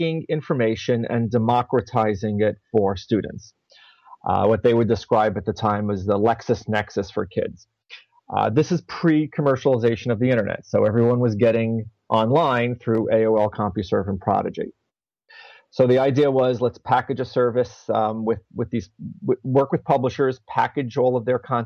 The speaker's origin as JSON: {"language": "English", "town": "New York City", "region": "New York", "country": "United States", "tie": "born or raised there", "said": "I was born and raised mostly in the Bronx."}